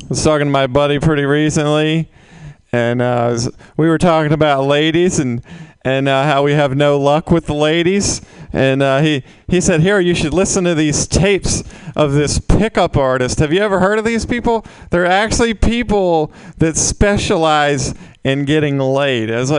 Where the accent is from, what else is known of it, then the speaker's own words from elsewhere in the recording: Mississippi, United States; now in San Francisco, United States; I'm originally from Mississippi